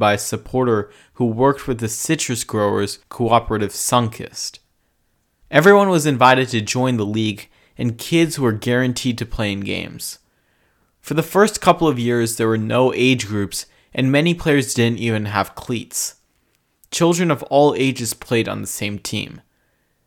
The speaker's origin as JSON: {"language": "English", "region": "California", "country": "United States", "said": "my home state of California"}